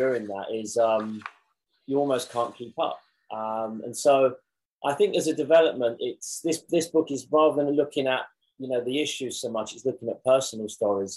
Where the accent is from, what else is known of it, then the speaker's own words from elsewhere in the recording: London, United Kingdom; growing up in Southeast London